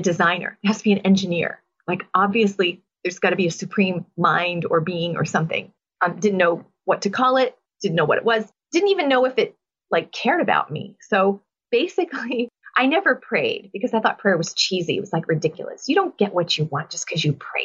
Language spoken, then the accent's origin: English; Boston, Massachusetts, United States; I'm from Boston, and I was dragged to Mass every Sunday